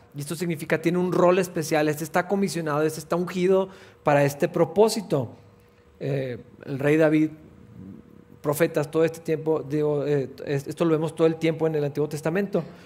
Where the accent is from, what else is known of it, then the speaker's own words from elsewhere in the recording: Mexico; primero somos cristianos que mexicanos